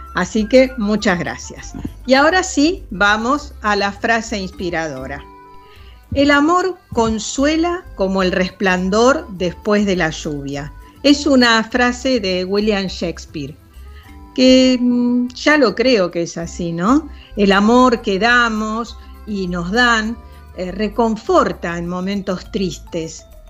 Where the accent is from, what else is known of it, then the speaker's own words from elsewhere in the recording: Buenos Aires, Argentina; Yo nací en Chacarita y ahora vivo en Villa Urtúzar siempre vivía unas 10 o 15 cuadras alrededor del lugar donde nací